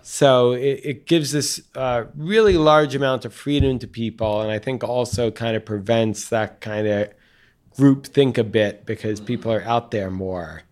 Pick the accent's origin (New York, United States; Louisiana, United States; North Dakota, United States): New York, United States; Long Island; the town I grew up in on Long Island